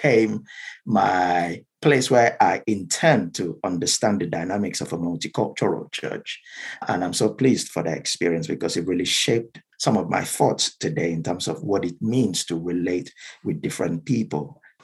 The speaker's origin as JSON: {"language": "English", "region": "South West Nigeria", "country": "Nigeria", "first_language": "Yoruba", "second_language": "English", "moved": "as an adult", "lives_now": "United Kingdom", "said": "I'm from Nigeria"}